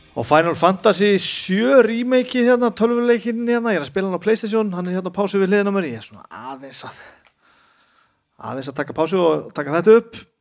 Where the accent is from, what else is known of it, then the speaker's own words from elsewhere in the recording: Húsavík, Northeastern Region, Iceland; moved away; ég er alltaf frá Húsavík